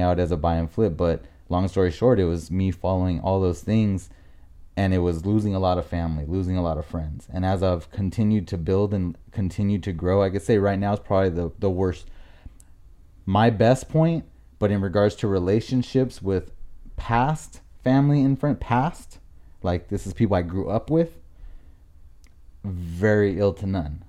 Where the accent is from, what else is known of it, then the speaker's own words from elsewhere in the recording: La Mirada, California, United States; moved away as an adult; also born or lived in Buena Park; now in Lake Elsinore, United States; I'm from La Mirada, Norwalk area.